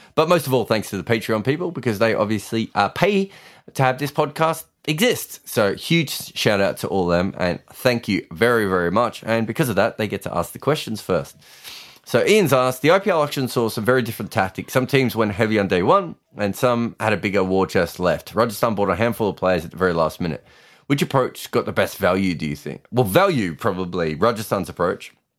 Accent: Australia; I'm Australian

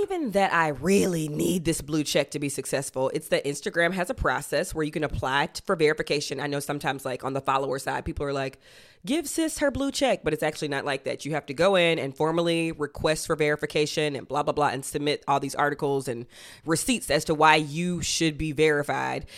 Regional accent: Athens, Georgia, United States; moved away; my hometown, Athens

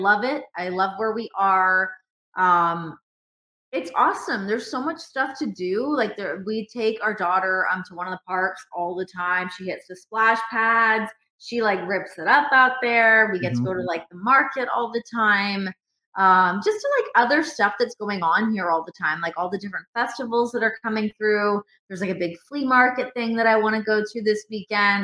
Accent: Toronto, Ontario, Canada; moved away as an adult; also born or lived in Las Vegas; now in Cincinnati, United States; I'm from Toronto.

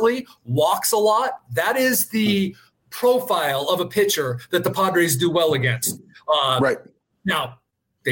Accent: San Diego, California, United States; those of us growing up in San Diego

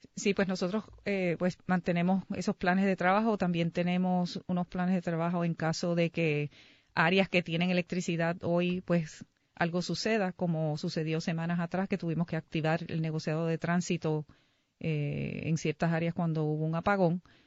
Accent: San Juan, Puerto Rico; Yo soy de San Juan.

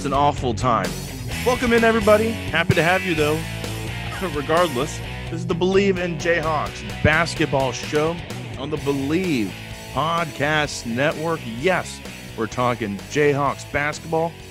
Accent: Southern California, United States; I'm from Southern California

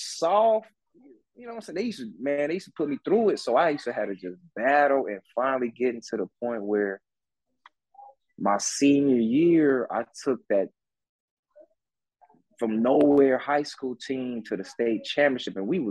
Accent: Detroit, Michigan, United States; born there; because I was born in Detroit, so soon as Fab Five hit, I said, oh, my God, I'm in love with that yellow and blue.

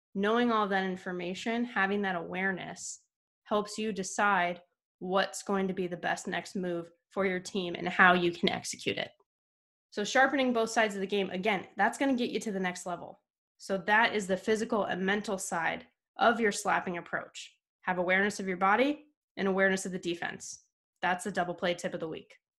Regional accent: Camarillo, California, United States; I was from Camarillo in Southern California

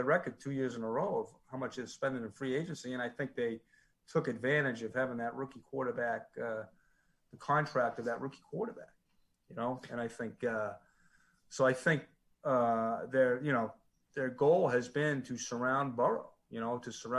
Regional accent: Boston, Massachusetts, United States; moved away as an adult; also born or lived in Portland, Maine / Cincinnati; I know I'm old. I know I'm from Boston.

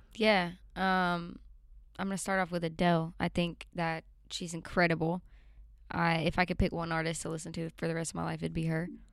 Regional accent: Alabama, United States; also born or lived in Nashville, Tennessee; Yeah, I grew up um, in Alabama. I was born in Nashville, and I moved to Alabama at a young age

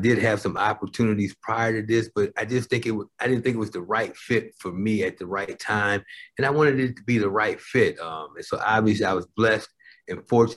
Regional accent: Iowa, United States; moved away; I'm from Iowa, about 120 miles away from Chicago. So I grew up watching WGN

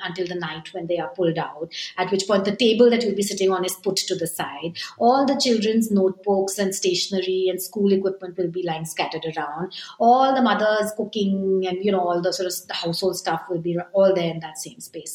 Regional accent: India; moved away as an adult; also born or lived in Japan; as an Indian

